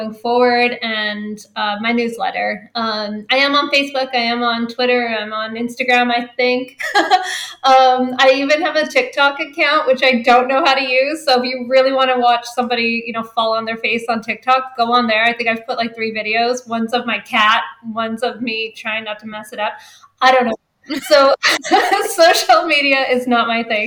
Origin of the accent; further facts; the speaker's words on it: Canada; since I'm Canadian